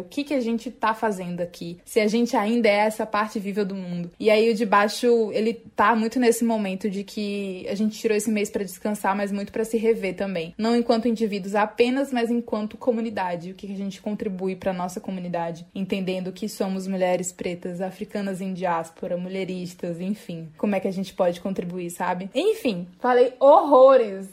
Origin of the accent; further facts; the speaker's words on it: Northeast Brazil, Brazil; a gente reafirma enquanto nordestinas